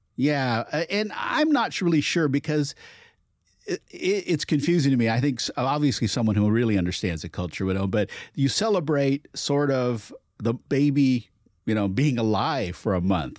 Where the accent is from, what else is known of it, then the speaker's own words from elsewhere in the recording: Portland, United States; growing up in Portland, there wasn't a huge Chinese community